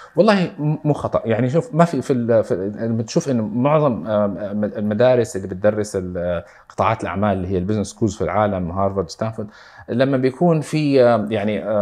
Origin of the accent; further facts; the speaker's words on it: Saudi Arabia; عندنا في السعوديه